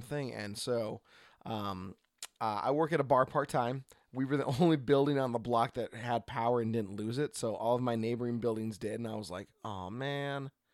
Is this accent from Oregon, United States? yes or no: yes; Oregon, United States; from Oregon